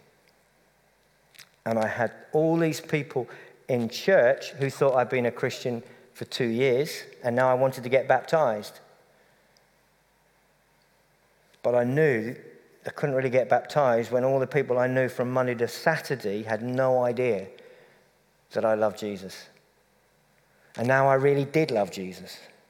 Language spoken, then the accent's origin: English; Cambridge, East of England, United Kingdom; moved away; I come from Cambridge, the home of appalling football